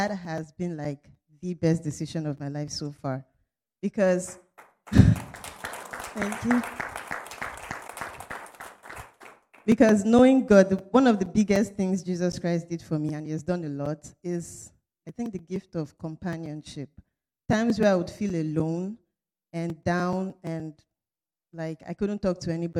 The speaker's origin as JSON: {"language": "English", "country": "Nigeria", "moved": "as an adult", "lives_now": "Potsdam, United States", "said": "I'm in the Department of Chemical Engineering, and I'm from Nigeria"}